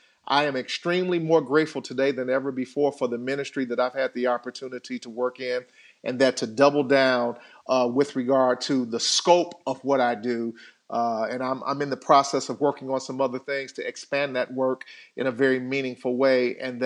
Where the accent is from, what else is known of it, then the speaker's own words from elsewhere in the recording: Chicago, Illinois, United States; I was bullied as a kid growing up on the South Side of Chicago. Had my lunch money taken from me going back and forth home from school.